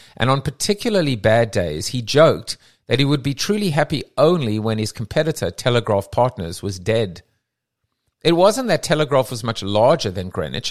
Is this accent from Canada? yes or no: no; South Africa; accent: South African; my South African accent